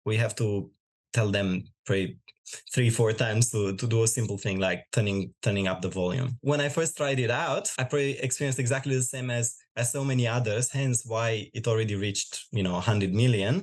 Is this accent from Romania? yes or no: yes; Romania; moved away as an adult; now in Australia; I'm originally from Romania. I moved in Australia about five years ago